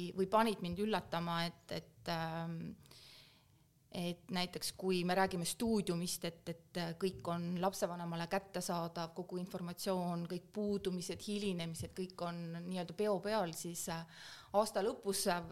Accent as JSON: {"language": "Estonian", "country": "Estonia", "also_born_or_lived": "Belgium / Kazakhstan", "moved": "as an adult", "said": "ma olin Eestist ära või olen Eestist ära olnud siis ähm, kuusteist aastat ja nüüd olen Eestis tagasi olnud aasta"}